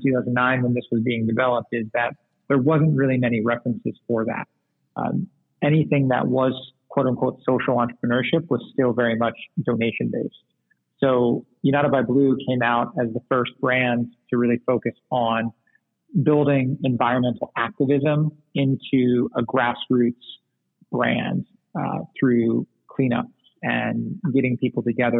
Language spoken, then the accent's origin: English; Singapore; So growing up in Southeast Asia, which is obviously a small island nation in the tropics, I was really into fish